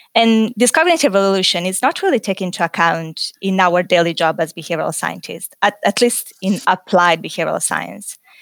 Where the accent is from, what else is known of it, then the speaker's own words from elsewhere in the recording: Italy; moved away as an adult; also born or lived in Paris, France / United Kingdom; now in Australia; So, originally, I'm, I'm from Italy